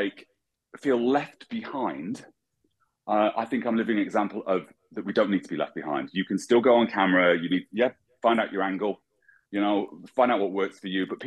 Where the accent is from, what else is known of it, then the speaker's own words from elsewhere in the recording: England, United Kingdom; moved away; I'm an English colorist.